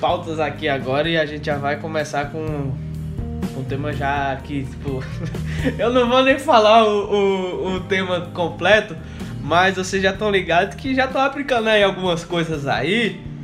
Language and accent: Portuguese; Brazil; Aqui no Brasil, como a gente é brasileiro